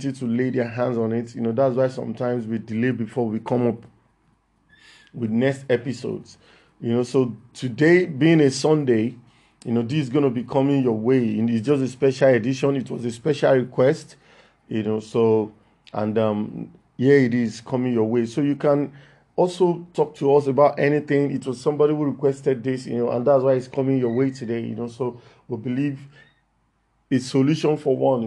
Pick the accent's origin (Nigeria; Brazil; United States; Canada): Nigeria; Lagos; I'm from Lagos, Nigeria.